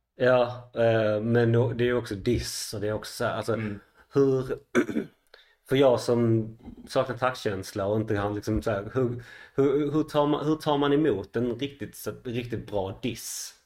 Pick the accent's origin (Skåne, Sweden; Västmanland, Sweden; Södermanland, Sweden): Skåne, Sweden; Malmö; född och uppväxt i Malmö